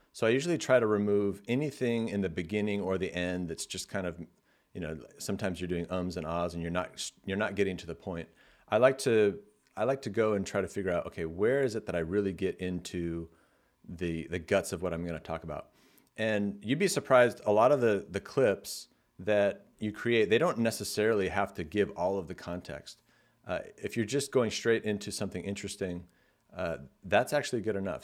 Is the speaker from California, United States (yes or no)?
yes; California, United States; I'm from California, so I say like a lot.